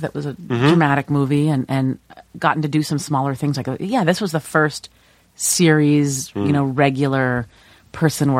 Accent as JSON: {"language": "English", "town": "Chicago", "region": "Illinois", "country": "United States", "moved": "yes", "lives_now": "Los Angeles, United States", "said": "I come from the Midwest where you see seasons."}